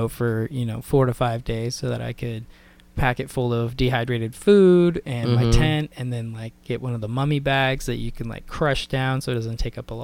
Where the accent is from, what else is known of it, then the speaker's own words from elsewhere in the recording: Olympic Peninsula, Washington, United States; so I grew up in the Olympic Peninsula, which is one of the national parks, and so camping was kind of a way of life out there.